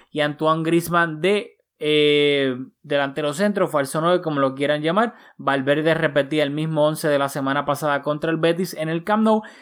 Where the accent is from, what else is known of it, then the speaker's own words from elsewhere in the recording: Puerto Rico; como boricua sabemos lamentablemente lo que pasó en Puerto Rico hace, hace poco con el huracán María